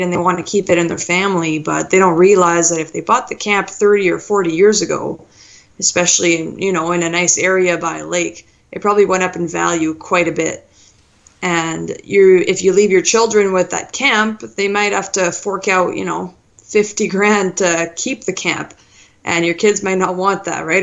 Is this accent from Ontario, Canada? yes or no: yes; Thunder Bay, Ontario, Canada; I'm from Thunder Bay, so up north in Ontario